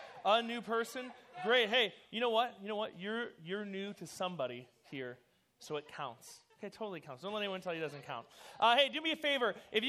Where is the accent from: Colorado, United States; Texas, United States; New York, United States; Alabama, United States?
New York, United States; New York City; born there; My birth mother, I was born in New York City.